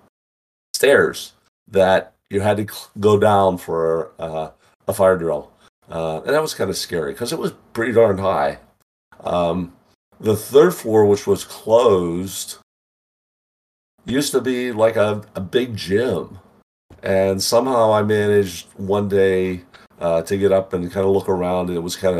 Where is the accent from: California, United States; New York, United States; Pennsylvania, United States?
Pennsylvania, United States; Western; moved away as an adult; I grew up in Western Pennsylvania